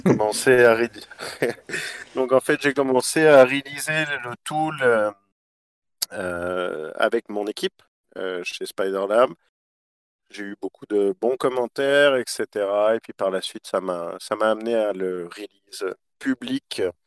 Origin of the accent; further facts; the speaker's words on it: Quebec, Canada; moved away as an adult; also born or lived in Australia; moi, je suis né au Québec de parents français